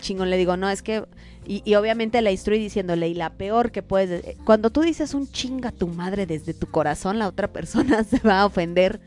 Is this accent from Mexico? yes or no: yes; Mexico; somos los mexicanos